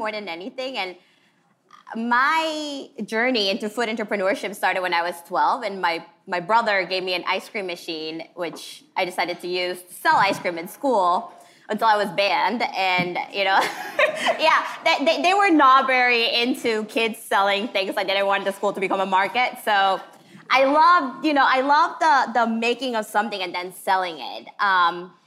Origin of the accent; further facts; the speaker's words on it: Guatemala City, Guatemala Department, Guatemala; now in Philadelphia, United States; I was born and raised in Guatemala